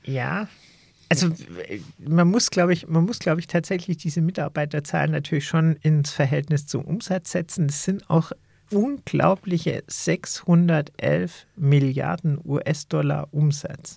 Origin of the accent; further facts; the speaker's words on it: Germany; als Deutsche